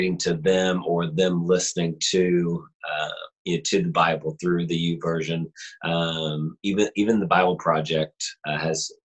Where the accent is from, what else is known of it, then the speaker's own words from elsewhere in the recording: Southern Illinois, United States; We're from Southern Illinois